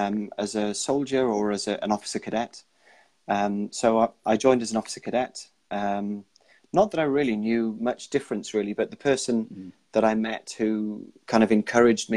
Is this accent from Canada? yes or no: no; Wales, United Kingdom; I'm Welsh